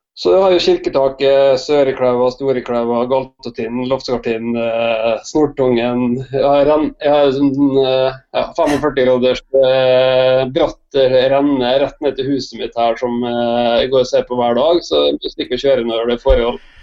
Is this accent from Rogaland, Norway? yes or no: no; Molde, Møre og Romsdal, Norway; moved away as an adult; also born or lived in Oslo; jeg er født i Molde eh, og oppvokst i Molde på et gårdsbruk